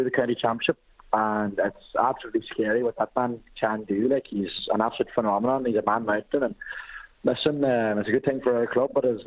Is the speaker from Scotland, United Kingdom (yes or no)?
yes; Glasgow, Scotland, United Kingdom; now in Ireland; originally I'm from Glasgow